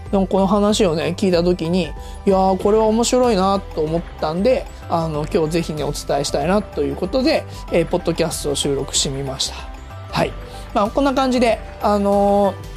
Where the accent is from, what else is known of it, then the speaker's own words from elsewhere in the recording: Hiroshima, Japan; 僕広島出身であのお好み焼きはもうずっとちっちゃい頃から食べ続けてきましたけど